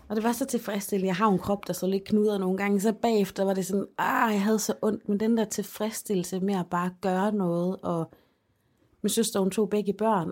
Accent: Denmark; moved away; min øh, dagplejemor hjemme i Holmen

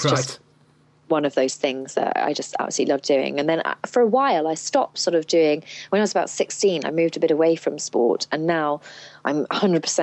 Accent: United Kingdom; I grew up, in just outside of London, but sort of in the countryside

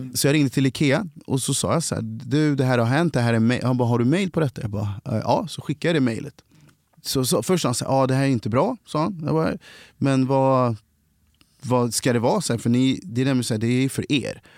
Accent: Kristinehamn, Värmland, Sweden; also born or lived in Cali, Colombia; now in Stockholm, Sweden; kom hit när jag var sex månader adopterad från Colombia. Eh, är och växte upp då i Kristinehamn i Värmland

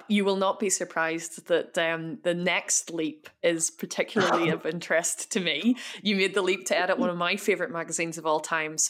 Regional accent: Belfast, Northern Ireland, United Kingdom; As people will be able to hear from my accent, I am also from Belfast

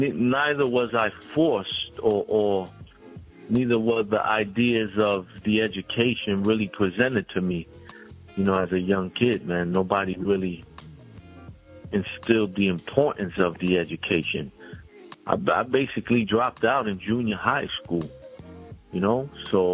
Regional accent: New York City, New York, United States; I'm from Brownsville, Brooklyn. I'm from the Marcus Garvey Village in Brownsville, Brooklyn. That's a housing complex

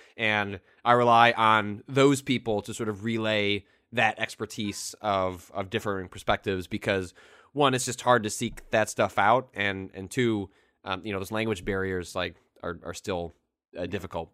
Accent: Northwest suburbs of Chicago, Illinois, United States; moved away as an adult; also born or lived in San Francisco; the Daily Herald, which is the Northwest suburbs uh, of Chicago local paper

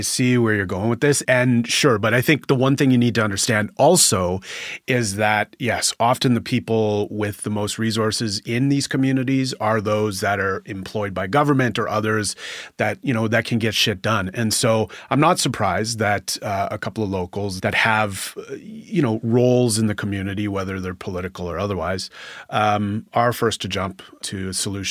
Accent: Northwestern Ontario, Canada; I'm from Northwestern Ontario

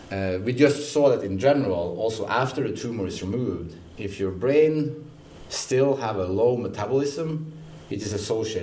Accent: Odense, Southern Denmark, Denmark; Well, I'm from Odense.

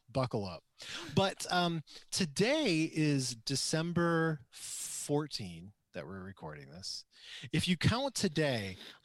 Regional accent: Traverse City, Michigan, United States; I'm from Traverse City, and I don't know anything about fruit trees.

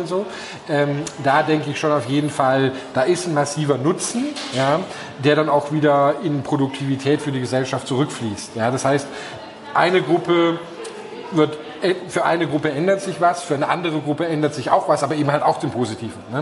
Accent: Germany

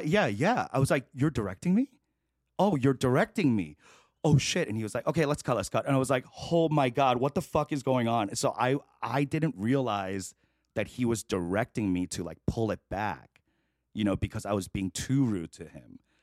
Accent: New York City, New York, United States; also born or lived in Chicago / Korea / The Bronx; now in Los Angeles, United States; I grew up in Queens

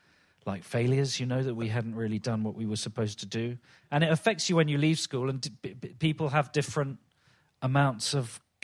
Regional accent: London, United Kingdom; I was brought up in Stockwell, which is hardly Kensington, and in the 70s and 80s particularly.

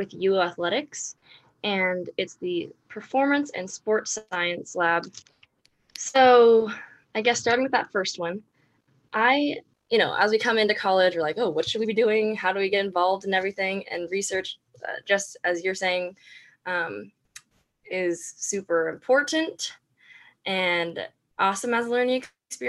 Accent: Orange County, California, United States; moved away as an adult; now in Eugene, United States; I'm from Orange County, California. Grew up there

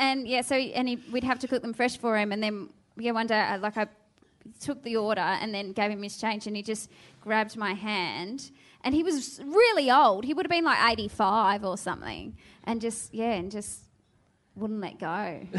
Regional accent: Geelong, Victoria, Australia; born or raised there

